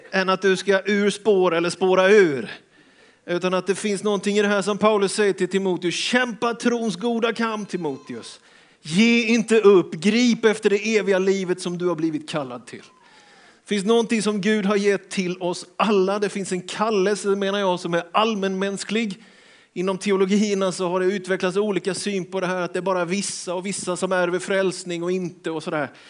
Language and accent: Swedish; Björkeby, Sweden; Nej, vi kom från Björkeby med dåliga skidor, bakhalt och ingen valla, stora termosbyxor.